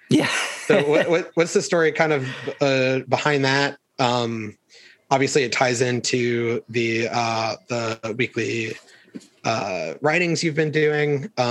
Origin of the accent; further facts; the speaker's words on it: the South, United States; Growing up in the South, everybody can imagine those days where the the AC unit dies